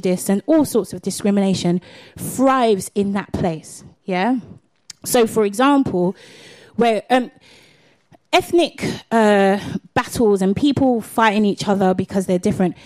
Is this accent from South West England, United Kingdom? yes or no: no; London, United Kingdom; also born or lived in Catford, South East London; I'm a Londoner